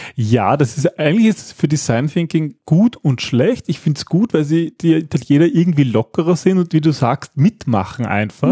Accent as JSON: {"language": "German", "country": "Austria", "said": "wir Österreicher"}